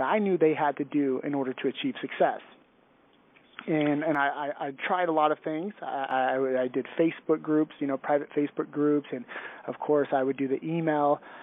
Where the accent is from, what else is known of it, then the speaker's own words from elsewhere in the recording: San Luis Obispo, California, United States; I grew up on the central coast of California in a small town called San Luis Obispo